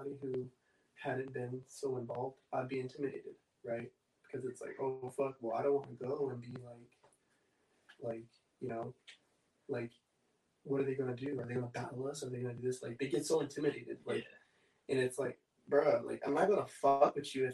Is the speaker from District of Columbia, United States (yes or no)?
no; Oxnard, California, United States; I'm from Oxnard